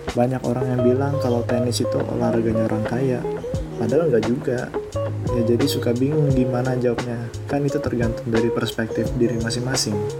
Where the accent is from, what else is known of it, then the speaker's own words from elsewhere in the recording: Samarinda, East Kalimantan, Indonesia; also born or lived in Berau; aku lahir di Berau di Kalimantan Timur, tapi aku besarnya di Samarinda dari T K sampai kuliah